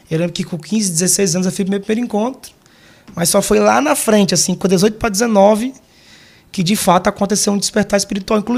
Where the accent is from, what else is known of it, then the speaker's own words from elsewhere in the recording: Maceió, Alagoas, Brazil; moved away as an adult; also born or lived in Minas Gerais; now in Barueri, Brazil; Maceiense, com a graça de Deus.